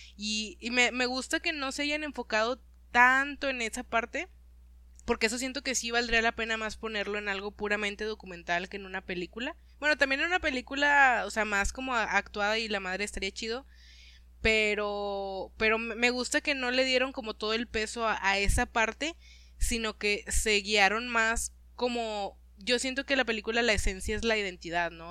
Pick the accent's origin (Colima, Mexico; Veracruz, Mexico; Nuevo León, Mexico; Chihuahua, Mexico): Nuevo León, Mexico; Monterrey; como regio te identificas